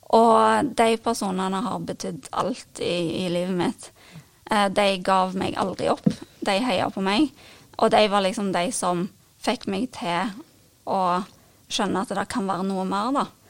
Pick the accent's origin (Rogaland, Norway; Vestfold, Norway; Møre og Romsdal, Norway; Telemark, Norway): Rogaland, Norway; Karmøy; moved away as an adult; also born or lived in Ålgård; now in Stavanger, Norway; jeg bor nå i Stavanger, eh, men jeg kommer fra Karmøy.